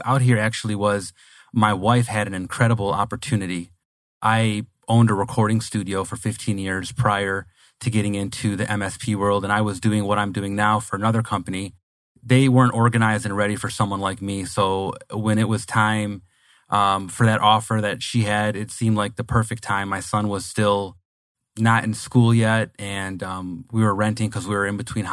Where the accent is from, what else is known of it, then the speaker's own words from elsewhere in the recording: Detroit, Michigan, United States; moved away as an adult; now in Phoenix, United States; Oh, I'm originally from Michigan, the Detroit metropolitan area. I was born and raised there, lived there my whole life, and have been in Phoenix for less than 2 years now